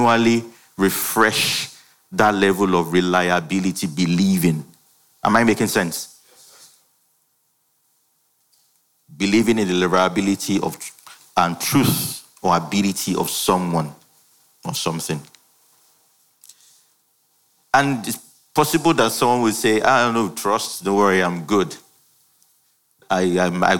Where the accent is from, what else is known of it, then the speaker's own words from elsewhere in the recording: Ibadan, Oyo, Nigeria; I schooled in Ibadan. I grew up in Ibadan.